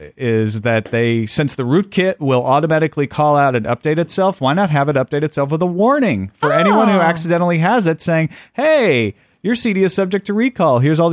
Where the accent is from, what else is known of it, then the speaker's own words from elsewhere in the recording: United States; I'm from rural America, too.